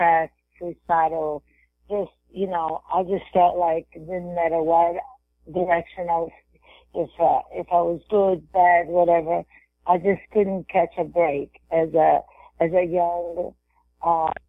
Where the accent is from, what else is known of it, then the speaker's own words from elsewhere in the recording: Brazil; also born or lived in Texas, United States; now in Florida, United States; growing up in Brazil, I had a crazy childhood